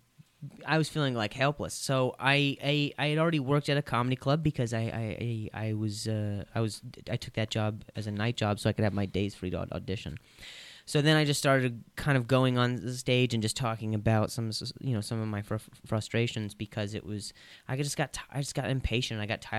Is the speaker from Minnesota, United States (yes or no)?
no; Indianapolis, Indiana, United States; also born or lived in Las Vegas; now in Los Angeles, United States; Yes, that's where I live, but I grew up in Indianapolis and then I lived in Vegas for a while.